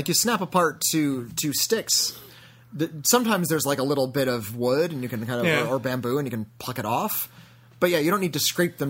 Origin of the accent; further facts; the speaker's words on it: Zurich, Switzerland; I wanted to tell you how cinemas in my hometown of Zurich handle it.